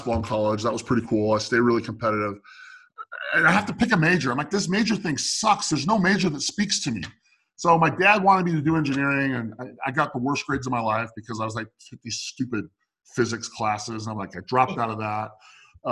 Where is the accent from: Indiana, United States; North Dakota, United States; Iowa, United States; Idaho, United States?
Idaho, United States; Meridian; also born or lived in Santa Clara, California; I lived in Meridian, Idaho, suburb of Boise, Idaho, okay? And that's where Hewlett Packard built all of their laser printers at the time. And so that's why we moved there from Santa Clara